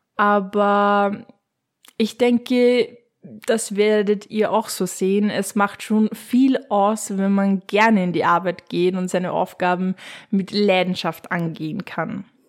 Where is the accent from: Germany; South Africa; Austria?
Austria; Upper Austria; wie man es bei uns in Oberösterreich in Mundort sagen würde